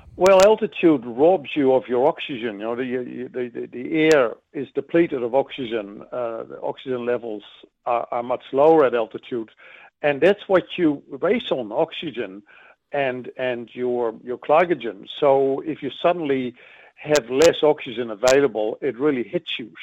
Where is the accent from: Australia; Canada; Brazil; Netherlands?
Netherlands; now in New Zealand; I grew up in Holland